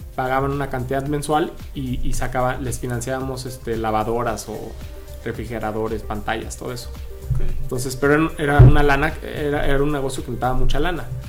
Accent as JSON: {"language": "Spanish", "region": "Mexico City", "country": "Mexico", "also_born_or_lived": "San Diego, United States / Guadalajara, Mexico", "moved": "yes", "said": "yo soy de la Ciudad de México"}